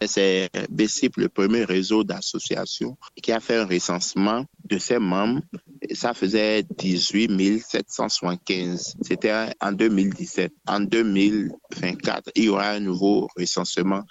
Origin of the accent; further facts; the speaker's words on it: Benin; nous, en tant qu'Africains d'abord et en tant que Béninois